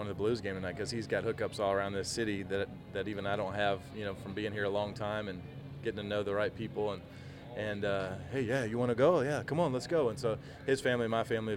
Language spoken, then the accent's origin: English; South Georgia, United States; moved away as an adult; now in St. Louis, United States; where I'm from in my hometown